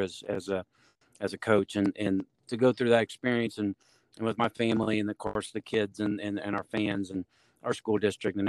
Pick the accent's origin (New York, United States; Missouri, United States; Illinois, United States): Missouri, United States; Maryville; also born or lived in Liberty, Missouri; I was born and raised in Maryville.